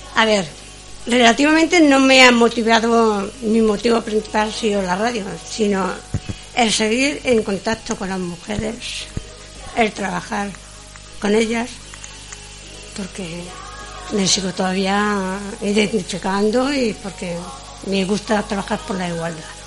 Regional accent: Úbeda, Andalusia, Spain; now in Valencia, Spain; las mujeres de mi pueblo

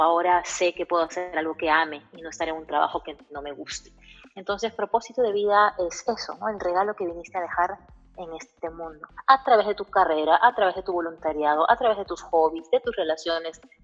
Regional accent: Peru; also born or lived in Caracas; now in United States; en Perú, que es mi país de origen

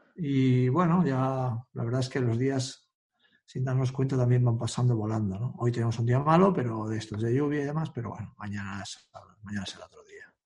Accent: Sant Adrià de Besòs, Catalonia, Spain; yo no soy de Badalona, soy de San Adrián, un pueblo al lado

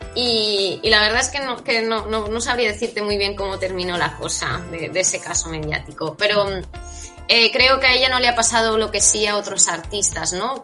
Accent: Catalonia, Spain; yo soy de Cataluña

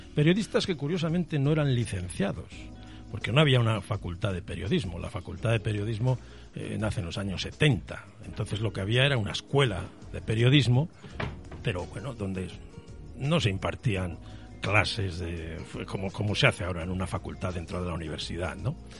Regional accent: Palencia, Castile and León, Spain; accent: Castellano viejo; now in Madrid, Spain; Yo nací en Palencia y mis primeros pasos los di allí

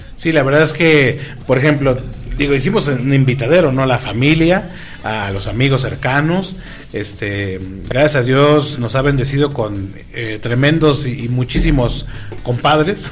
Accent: Tijuana, Baja California, Mexico; moved away; yo soy de Tijuana, Baja California

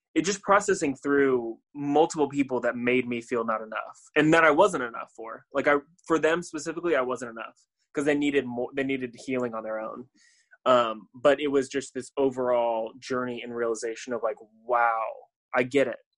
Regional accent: Tampa, Florida, United States; moved away as an adult; also born or lived in Chattanooga, Tennessee; I am from Tampa, Florida. I grew up, born and raised there

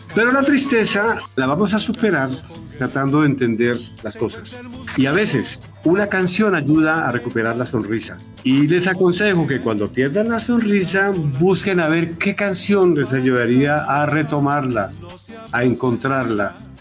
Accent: Patía Valley, Cauca, Colombia; moved away; mi gente allá en, mi pueblo, en el Valle del Patía

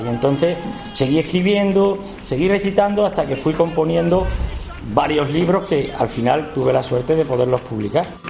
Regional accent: Badajoz, Extremadura, Spain; accent: Extremaduran; yo nací aquí, en Badajoz, capital, a unos 100 metros de Puerta Palma

